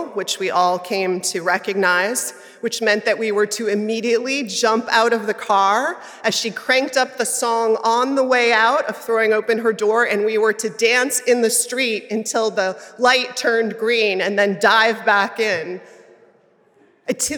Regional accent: New York City, New York, United States; I grew up in Manhattan

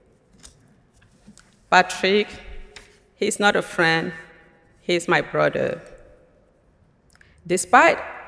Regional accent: Cameroon; moved away as an adult; now in United States; I am originally from Cameroon in Central Africa, but now I belong to USA. Since March 15, 2015.

